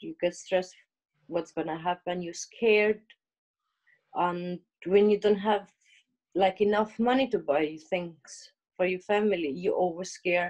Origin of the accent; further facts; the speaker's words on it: Albania; English is a second language; moved away as an adult; now in Liverpool, United Kingdom; I come from Albania, how Sandra said before. It's 7 years I'm living here, nearly 7 years. I live here in England